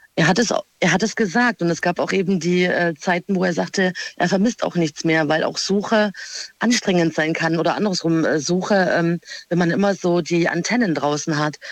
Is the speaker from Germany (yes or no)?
yes; Freiburg, Baden-Württemberg, Germany; Aus Freiburg.